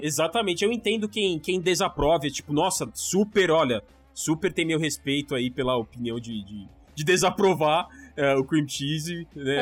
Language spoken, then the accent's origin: Portuguese; Brazil; como um bom brasileiro